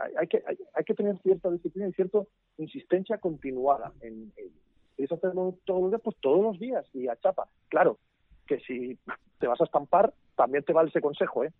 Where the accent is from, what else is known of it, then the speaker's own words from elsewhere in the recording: Asturias, Spain; yo soy asturiano, eh, comencé en mi tierra